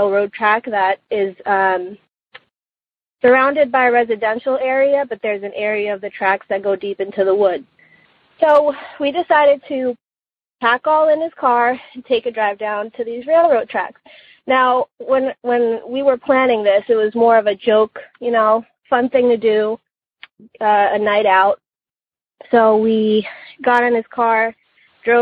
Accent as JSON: {"language": "English", "region": "New Jersey", "country": "United States", "tie": "born or raised there", "said": "growing up in New Jersey, there's always been a lot of urban legends"}